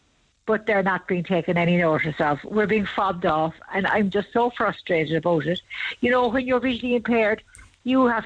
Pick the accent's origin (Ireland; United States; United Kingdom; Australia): Ireland; Bandon, Munster; I'm from Bandon